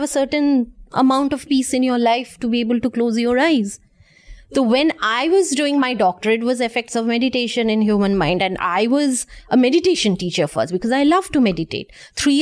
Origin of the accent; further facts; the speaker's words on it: India; I'm from India